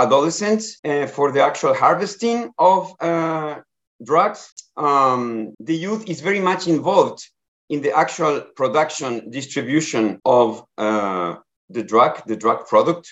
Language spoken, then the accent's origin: English; Ecuador; moved away as an adult; now in Bangkok, Thailand; I am from Ecuador, and I have been working many years in the areas of border governance and border management before in the Americas.